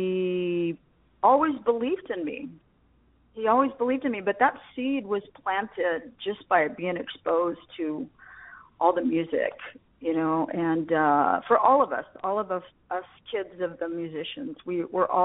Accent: Las Vegas, Nevada, United States; eventually we settled in Vegas. So I grew up in Las Vegas.

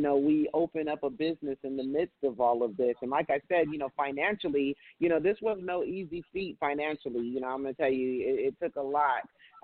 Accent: California, United States; now in Las Vegas, United States; I'm from California. In California, we have drive-thru dairies

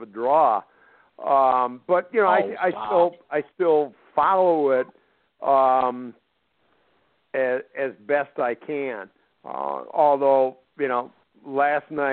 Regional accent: Minnesota, United States; being a Minnesotan

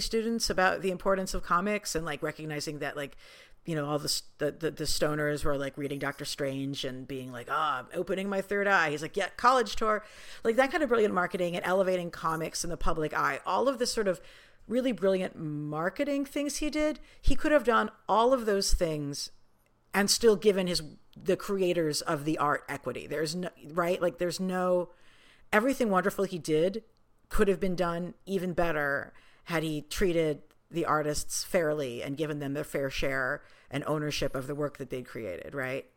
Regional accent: New York City, New York, United States; we're Jews from New York City

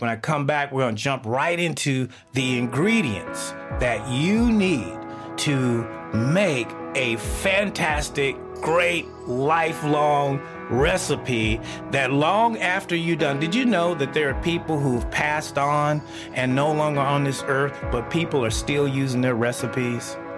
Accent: Texas, United States; now in Seattle, United States; I grew up in the South of the United States, Texas

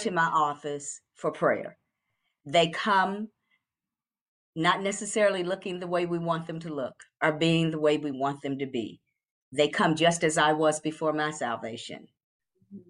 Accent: Kentucky, United States; now in Atlanta, United States; I am from Kentucky

